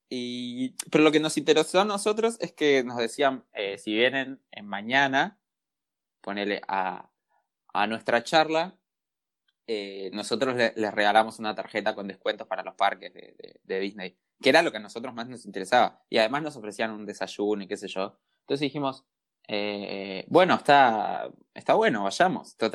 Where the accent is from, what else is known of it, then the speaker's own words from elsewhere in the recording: Argentina; somos argentinos, lo único que necesitamos es un descuento.